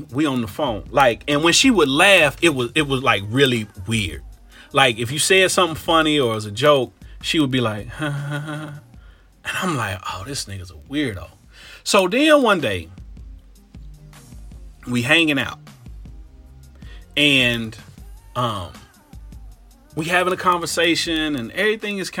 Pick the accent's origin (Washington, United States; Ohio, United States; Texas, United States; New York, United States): Ohio, United States; Cincinnati; moved away as an adult; also born or lived in Tampa, Florida; I'm from Cincinnati